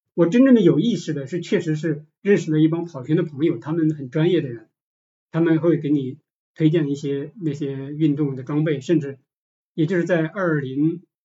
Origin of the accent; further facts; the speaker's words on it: Shiyan, Hubei, China; moved away as an adult; now in Guangzhou, China; 我老家石硖子嘛